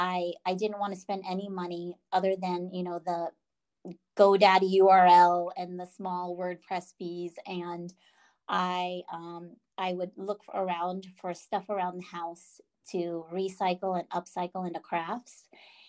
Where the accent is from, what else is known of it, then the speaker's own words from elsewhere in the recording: East Coast, United States; moved away; I'm originally from the East Coast, and it's nice to be back, even though it's been 25 years